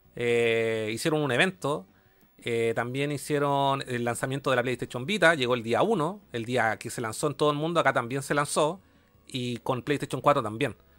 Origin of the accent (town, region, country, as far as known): Chile